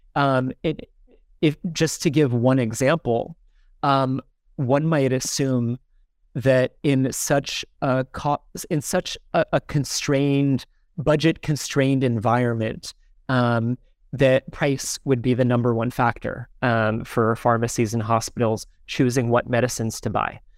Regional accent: Sparta, New Jersey, United States; moved away as an adult; also born or lived in Ghana; now in Lagos, Nigeria; I'm from a small town in New Jersey called Smar-, Sparta, New Jersey

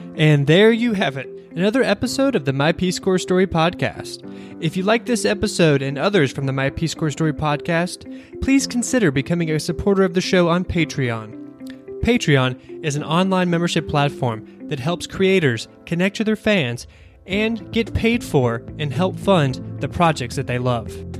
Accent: Kentucky, United States; now in Washington, D.C., United States; I'm from Kentucky

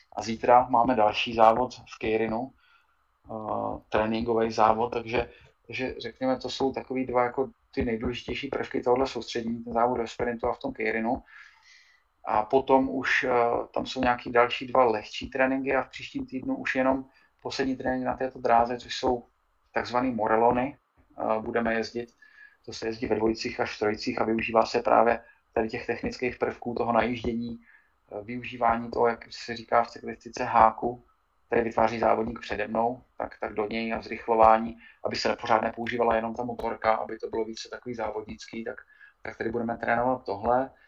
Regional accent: South Moravian Region, Czechia; já jsem taky Moravák, eh, která je eh, z Hodonínska, z Kijovska. Já jsem částečně taky od, tam, od, od tama

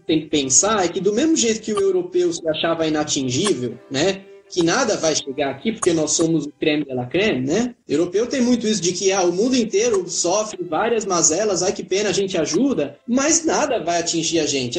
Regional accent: São Paulo, Brazil; moved away as an adult; also born or lived in Germany / Nigeria; now in Netherlands; Eu sou de São Paulo e eu tô na Holanda há muito pouco tempo

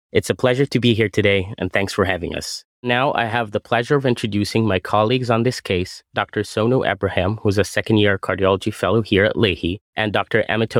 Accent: Alexandria, Alexandria Governorate, Egypt; moved away as an adult; also born or lived in Massachusetts, United States; now in Burlington, United States; I'm a second-year resident at Lahey. I'm from Alexandria, Egypt, where I also went to school, finished a cardiology residency, and spent 1 year as a faculty.

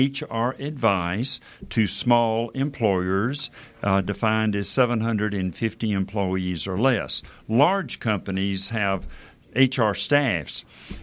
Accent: Bronx, New York, United States; And I tell people I'm from the Bronx.

